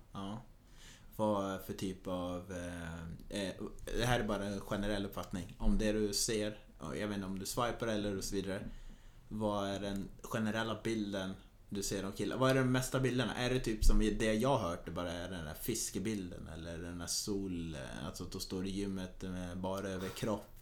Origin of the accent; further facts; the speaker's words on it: Norrland, Sweden; jag är ganska mycket norrlänning.